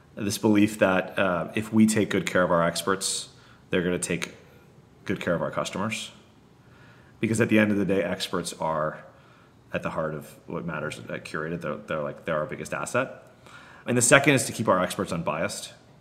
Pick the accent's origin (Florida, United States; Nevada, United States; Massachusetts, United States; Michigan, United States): Florida, United States; I'm from Florida